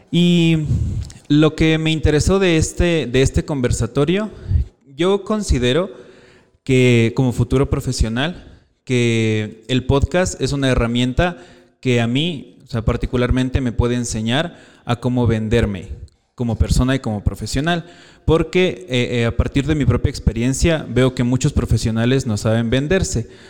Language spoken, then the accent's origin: Spanish; Quito, Pichincha, Ecuador; soy de aquí de Quito